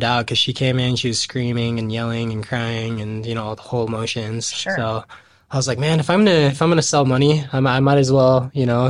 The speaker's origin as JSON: {"language": "English", "region": "California", "country": "United States", "tie": "born there", "also_born_or_lived": "Washington", "lives_now": "Utah, United States", "said": "So, originally, I was born in California. My dad was in the Navy, so we bounced around a lot around the coast."}